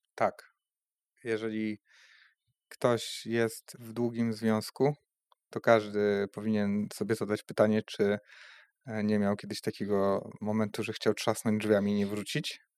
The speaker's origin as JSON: {"language": "Polish", "country": "Poland", "moved": "as an adult", "lives_now": "Rzeszów, Poland", "said": "firma była na początku w Drzeńsku, e, skąd pochodzę."}